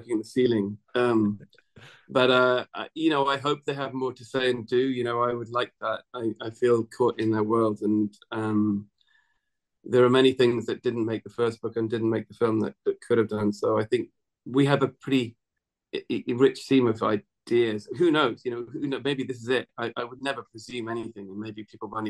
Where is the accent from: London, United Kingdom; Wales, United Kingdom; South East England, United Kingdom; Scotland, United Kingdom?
Scotland, United Kingdom; Scottish Borders; I was brought up in the Scottish borders where they have these long vowels